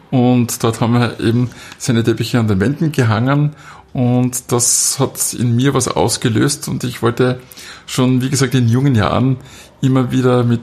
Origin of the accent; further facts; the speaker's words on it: Wildon, Styria, Austria; also born or lived in Graz; Doch, ich bin schon Grazer, bin aber eben in der Südsteiermark, äh, in Bildon aufgewachsen und dann in Leimitz äh, zur Schule gegangen.